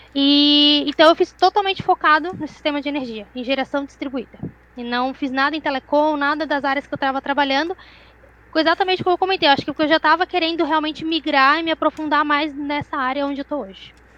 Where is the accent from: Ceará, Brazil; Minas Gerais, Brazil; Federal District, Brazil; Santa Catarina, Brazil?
Santa Catarina, Brazil; Florianópolis; Eu sempre morei em Floripa, sou daqui de Floripa